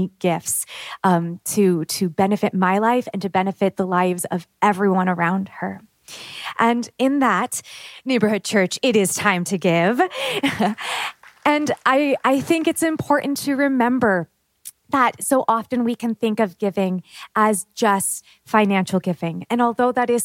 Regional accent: Pacific Northwest, United States; moved away as an adult; She still lives with my father in my hometown in the Pacific Northwest

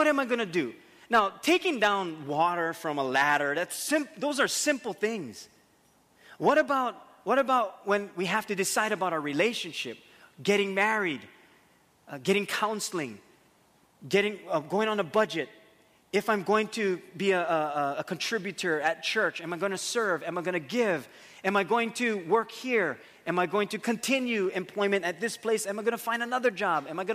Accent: Waimanalo, Hawaii, United States; me growing up in where I grew up in Waimanalo

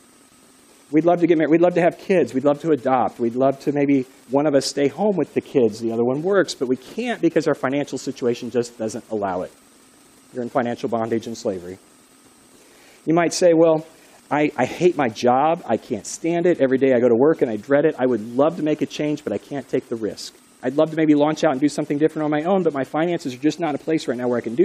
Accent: United States; You and me, Americans

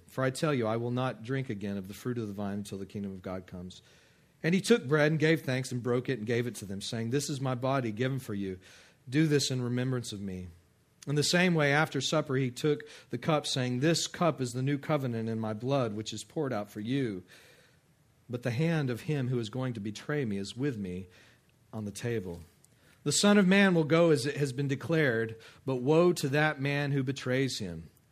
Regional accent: West Texas, United States; also born or lived in Kenner, Louisiana; now in Abita Springs, United States; I grew up in West Texas

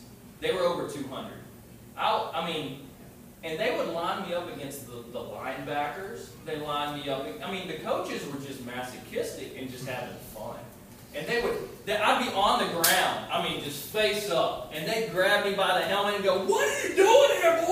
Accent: LaGrange, Georgia, United States; When I was growing up in LaGrange, Georgia, that's where I was born

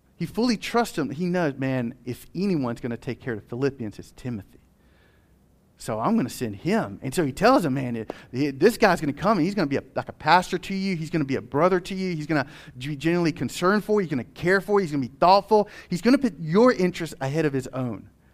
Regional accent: United States; as American citizens of this nation

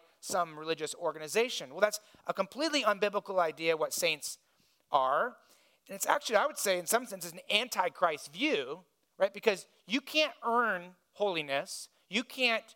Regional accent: Indiana, United States; I grew up in Indiana

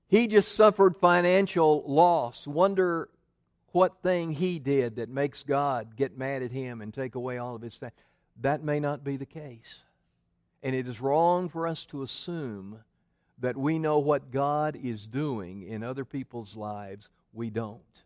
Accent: Memphis, Tennessee, United States; moved away; I grew up in Memphis

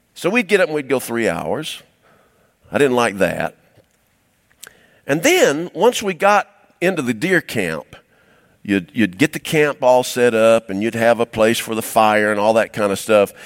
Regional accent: Cumming, Georgia, United States; I was raised in Cumming, Georgia

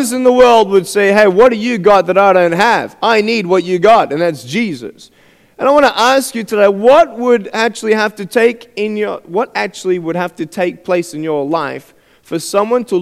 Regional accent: Australia; I'm from Australia, and I'm 23 years old

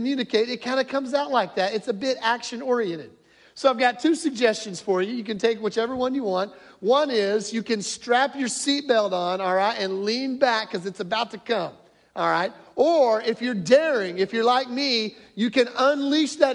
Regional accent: Northwest Arkansas, United States; moved away; growing up in Northwest Arkansas

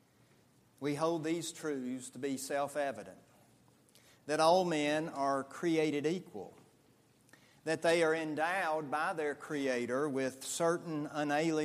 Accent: United States; as American people

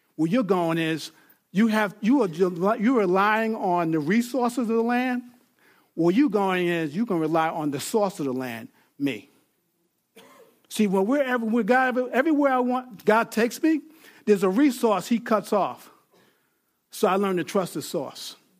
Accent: Mount Pleasant, New York, United States; I was born in Grasslands Hospital, Mount Pleasant, New York

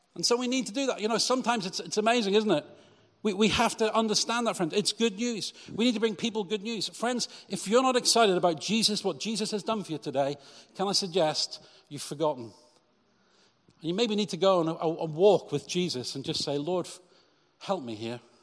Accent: Cheltenham, South West England, United Kingdom; my church in Cheltenham growing up

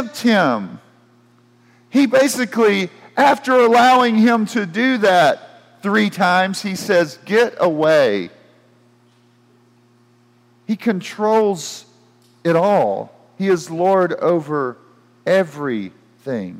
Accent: United States; as an American

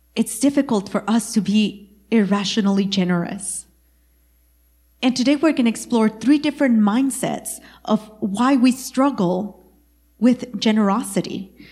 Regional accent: East Texas, United States; I am from East Texas

